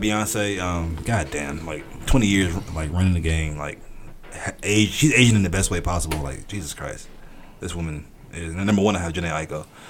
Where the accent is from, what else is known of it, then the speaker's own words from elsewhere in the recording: outskirts of Atlanta, Georgia, United States; I'm from Georgia. I'm from outskirts of Atlanta.